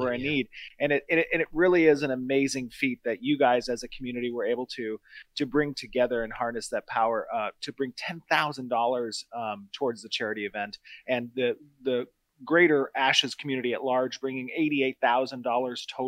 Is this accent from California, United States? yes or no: yes; California, United States; as a Californian